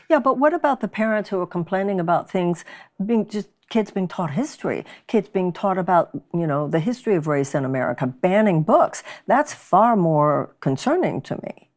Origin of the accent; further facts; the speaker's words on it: Texas, United States; moved away; Texas, my home state